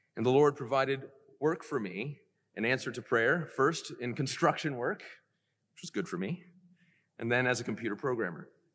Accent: Decatur, Georgia, United States; I was born in Decatur, Georgia

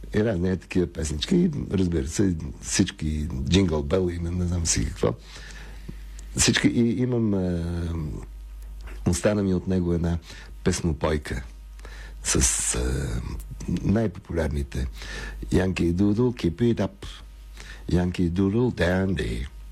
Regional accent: Sofia, Sofia City, Bulgaria; Роден съм на Прага, в, в апартамента на едни познати на, нашите, но съм израснал на, на улица Цветна градина в Лозенец.

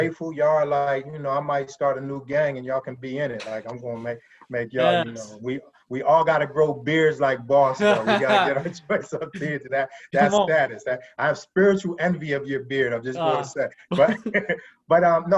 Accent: Pennsylvania, United States; moved away; also born or lived in DMV (DC-Maryland-Virginia area); I'm from Pennsylvania originally

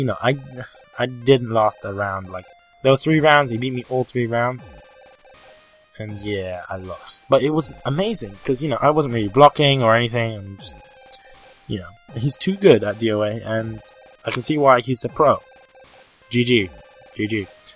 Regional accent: United Kingdom; accent: British; my British accent

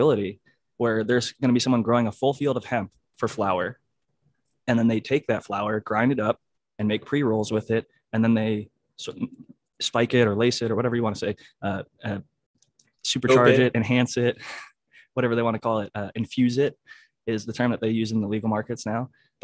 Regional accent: Midwest, United States; now in California, United States; I grew up in the Midwest

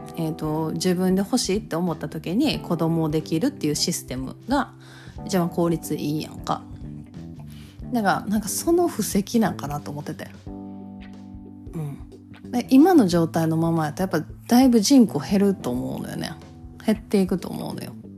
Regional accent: Kansai, Japan; accent: Kansai-ben

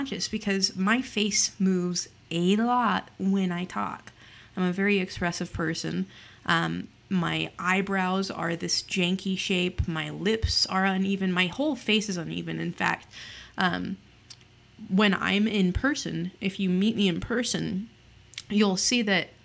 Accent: Utah, United States; I am from Utah. Utah is known for its very heavily religious aspect, and I grew up in the church aforementioned

